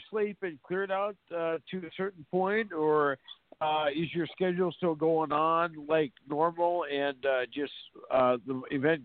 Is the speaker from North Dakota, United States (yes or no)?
yes; North Dakota, United States; here at the college in my hometown, North Dakota State